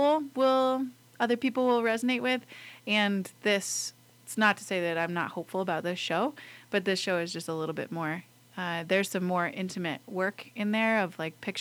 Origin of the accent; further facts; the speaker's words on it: Lander, Wyoming, United States; moved away as an adult; I grew up in Lander. I was born at Lander Medical Center